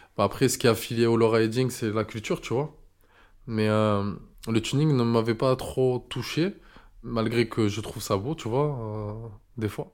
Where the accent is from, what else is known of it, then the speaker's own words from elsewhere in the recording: Marseille, Provence-Alpes-Côte d'Azur, France; je suis bel et bien de Marseille